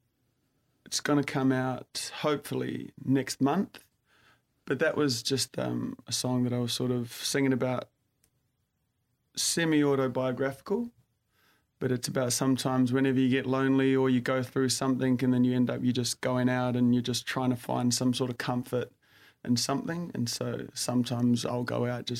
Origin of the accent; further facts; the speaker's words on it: New Zealand; moved away as an adult; also born or lived in London; now in Sydney, Australia; born and raised in New Zealand and then sort of moved around after high school